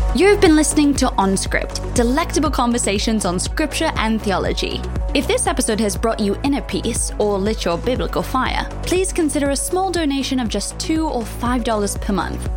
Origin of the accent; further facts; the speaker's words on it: United States; accent: American; moved away as an adult; now in Singapore; I was uh, born in the United States, I'm Chinese American